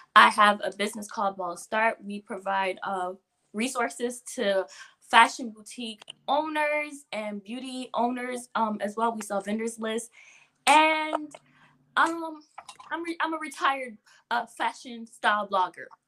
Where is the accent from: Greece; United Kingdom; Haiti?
Haiti; Port-au-Prince, Ouest; now in West Palm Beach, United States; I'm from Haiti. I was born in Haiti, Port-au-Prince, Kafu. I mm. reside in West Palm Beach, Florida